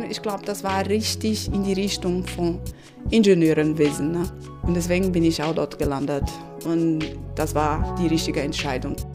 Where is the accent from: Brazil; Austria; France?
Brazil; Recife, Pernambuco; German is a second language; now in Germany; Ich habe gesagt, dass … 38 Jahre alt. Ich komme aus Recife und ich bin sehr zufrieden hier in Deutschland.